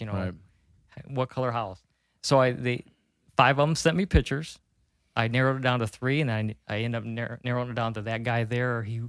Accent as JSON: {"language": "English", "town": "Clyde", "region": "Ohio", "country": "United States", "tie": "born or raised there", "lives_now": "Fremont, United States", "said": "I'm from Clyde, born and raised in Clyde"}